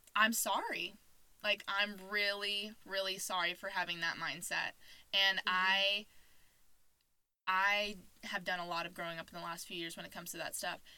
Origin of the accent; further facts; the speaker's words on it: Arizona, United States; also born or lived in Indiana; I was born in Indiana. I moved to Arizona when I was a ten.